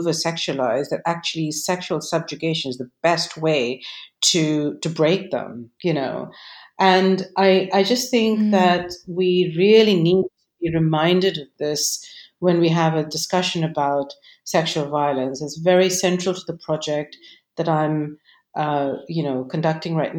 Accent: Delhi, India; now in Cambridge, United Kingdom; growing up in Delhi

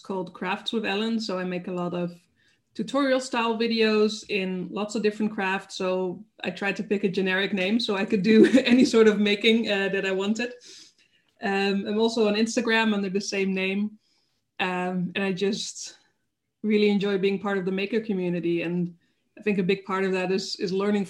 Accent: Netherlands; moved away as an adult; also born or lived in Denmark; now in Germany; I'm from the Netherlands, okay. Born and raised there, close to Germany, but still.

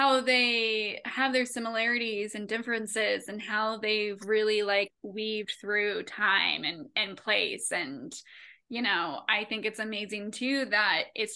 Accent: Henderson County, North Carolina, United States; moved away as an adult; I grew up in Henderson County

